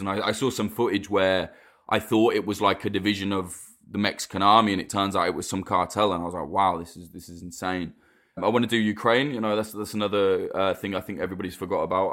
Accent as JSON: {"language": "English", "country": "United Kingdom", "said": "I, as a Brit"}